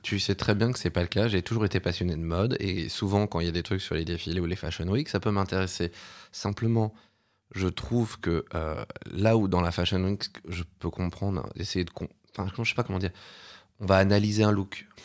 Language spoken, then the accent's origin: French; Paris, Île-de-France, France; j'ai grandi à Paris